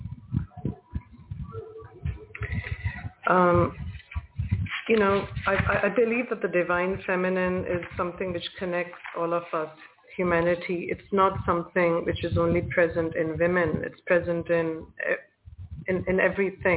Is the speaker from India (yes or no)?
yes; India; also born or lived in Toronto; I'm from India and that I was born into a Hindu family